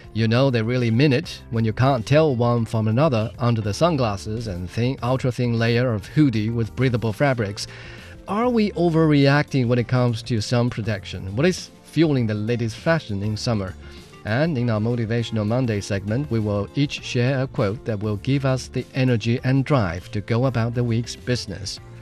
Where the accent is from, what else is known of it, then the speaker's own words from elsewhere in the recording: Jiangxi, China; my hometown, Jiangxi Province